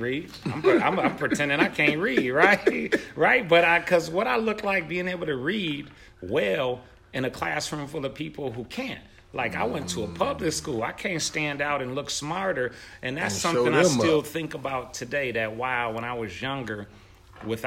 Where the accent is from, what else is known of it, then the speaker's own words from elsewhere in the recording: Buffalo, New York, United States; I'm from Buffalo